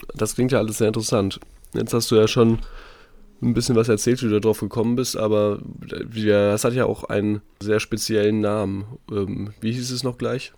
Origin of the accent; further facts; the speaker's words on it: North Rhine-Westphalia, Germany; moved away as an adult; also born or lived in Munich; Ich bin jetzt wieder in unserem schönen Elternhaus.